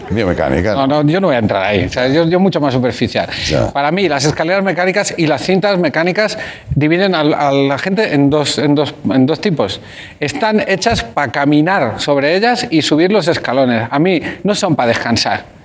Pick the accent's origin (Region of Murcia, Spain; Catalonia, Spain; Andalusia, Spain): Catalonia, Spain; Barcelona; Hola, Berto … de Barcelona.